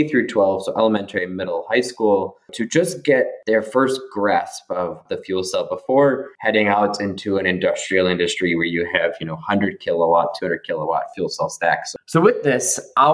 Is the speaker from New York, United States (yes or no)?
yes; Buffalo, New York, United States; also born or lived in California; now in Prague, Czech Republic; I'm based in Prague, but originally I'm from Buffalo, New York.